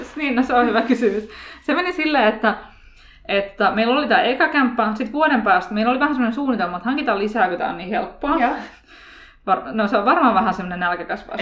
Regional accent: Turku, Southwest Finland, Finland; now in Helsinki, Finland; Mun mies on Siilijärveltä ja mä oon Turusta

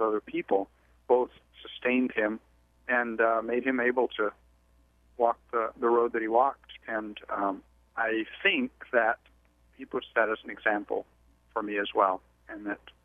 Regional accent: Mexico; moved away; the background that I grew up with in Mexico

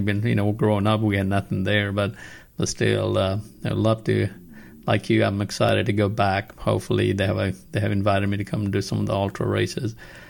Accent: Nepal; moved away; I'm originally from Nepal

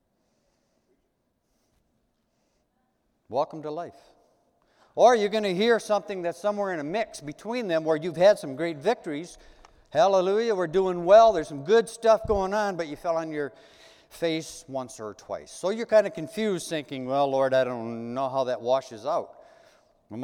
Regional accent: United States; as Americans

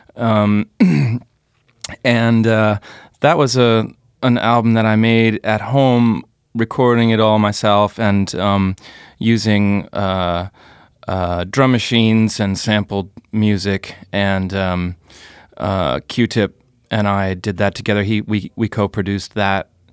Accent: United States; moved away as an adult; now in Berlin, Germany; I'm an American jazz guitarist, composer, band leader who lives in Berlin, been living here for about seven years

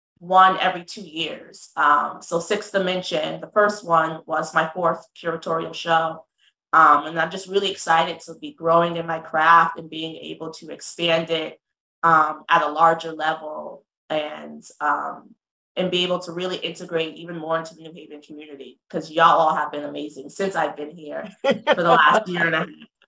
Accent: London, Connecticut, United States; So I'm from London, Connecticut, born and raised

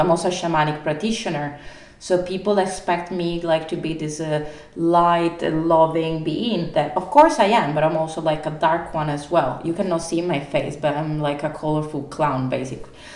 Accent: Italy; moved away; I'm from Italy

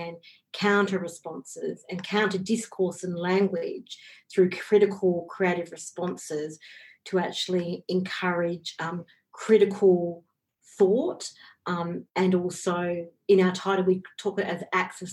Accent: Australia; I'm from the Yangunjara community

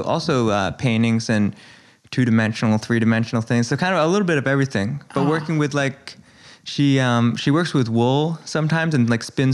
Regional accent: New York City, New York, United States; I was born on Prince and Elizabeth, but then I grew up mostly on Second and Bowery, like East Village.

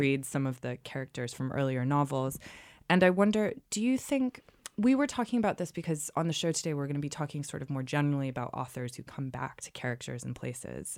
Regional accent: New England, United States; moved away; I'm, I'm from New England as well. And as someone who's left New England

